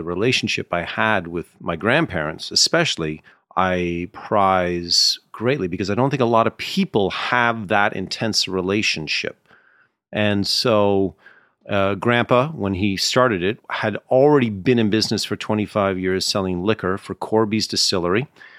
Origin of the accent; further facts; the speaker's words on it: Canada; Yes, myself and Ted Cruz of Canadian origin.